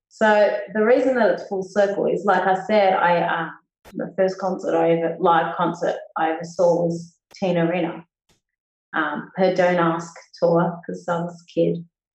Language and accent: English; Rooty Hill, New South Wales, Australia; because in Rudy Hill, like, growing up in the West, back in the 80s and 90s, it just felt like you were so far removed from any music or like live acts, or it wasn't around.